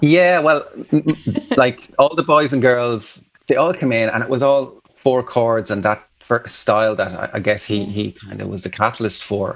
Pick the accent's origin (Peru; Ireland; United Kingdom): Ireland; Athlone, Leinster; moved away as an adult; also born or lived in Galway / Dublin; I'm from Athlone, yeah. there was a Christian Brothers school